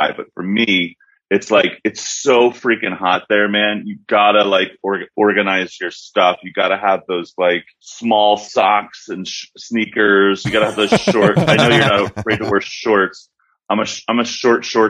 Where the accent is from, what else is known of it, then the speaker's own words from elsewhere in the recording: Philadelphia, Pennsylvania, United States; now in Los Angeles, United States; I grew up in Philly